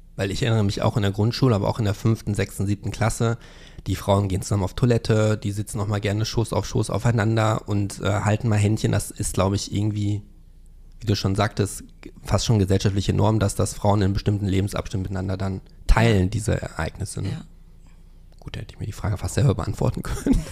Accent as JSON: {"language": "German", "town": "Hövelhof", "region": "North Rhine-Westphalia", "country": "Germany", "tie": "born or raised there", "said": "meinem Heimatort Hövelhof"}